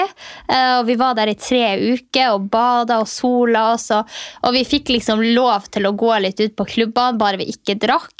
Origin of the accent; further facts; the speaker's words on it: Finnmark, Norway; moved away; also born or lived in Alta; der jeg kommer ifra